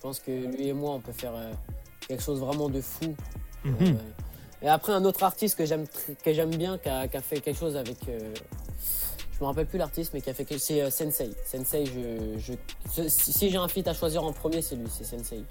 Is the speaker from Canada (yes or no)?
no; Centre-Val de Loire, France; je suis du Loiret